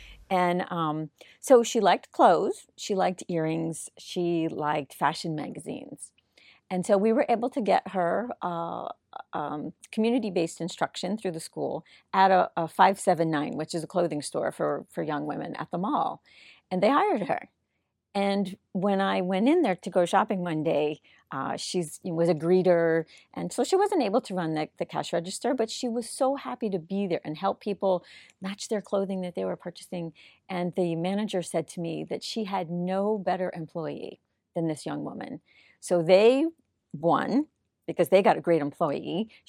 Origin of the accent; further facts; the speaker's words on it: Hollywood, Florida, United States; In South Florida, in Hollywood.